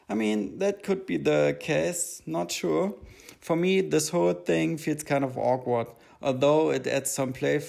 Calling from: Vienna, Austria; I'm calling in from Vienna, Austria

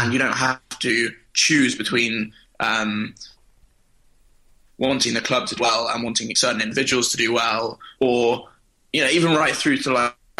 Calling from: New York, United States; I'm calling from New York.

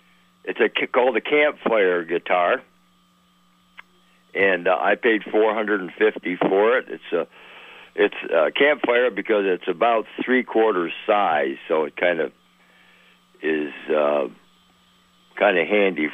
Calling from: Saranac, New York, United States; Good morning. … over in Saranac, New York.

